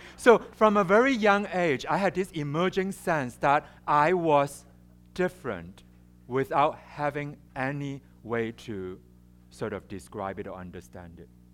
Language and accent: English; Hong Kong; English is a second language; also born or lived in China; I was born in China, and and I and I grew up in Hong Kong. I mean, I, I my family moved to Hong Kong when I was three years old